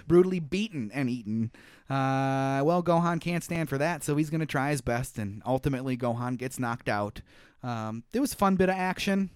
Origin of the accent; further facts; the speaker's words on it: United States; me being an American